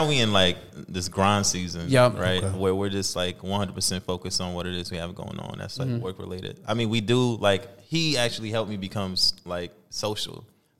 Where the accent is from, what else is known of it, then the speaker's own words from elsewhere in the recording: New York, United States; moved away as an adult; also born or lived in Staten Island; now in Minnesota, United States; I'm originally from New York.